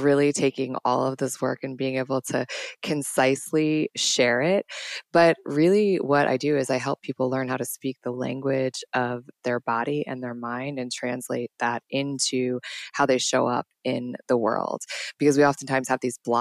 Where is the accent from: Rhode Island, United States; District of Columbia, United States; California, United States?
District of Columbia, United States; Washington; also born or lived in New York City; I am from Washington, D.C., born and raised